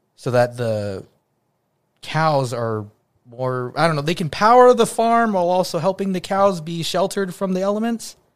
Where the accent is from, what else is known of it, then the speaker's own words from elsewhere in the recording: United States; I was from Estados Unidos